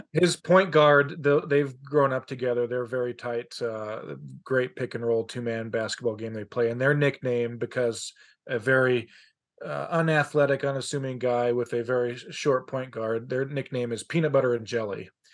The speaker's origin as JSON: {"language": "English", "region": "Colorado", "country": "United States", "moved": "yes", "lives_now": "Utah, United States", "said": "I'm from Colorado"}